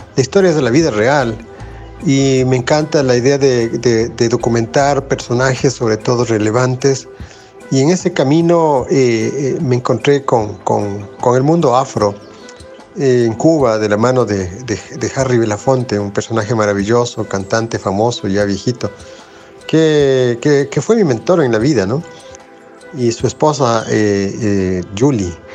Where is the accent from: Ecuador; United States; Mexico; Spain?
Ecuador; siendo ecuatoriano